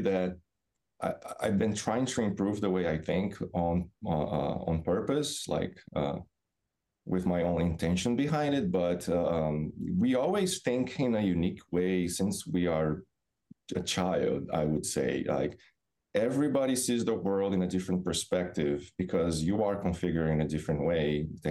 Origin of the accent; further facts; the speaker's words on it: Brazil; moved away as an adult; also born or lived in Florida, United States; now in Massachusetts, United States; So, I'm originally from Brazil. Grew up on beach town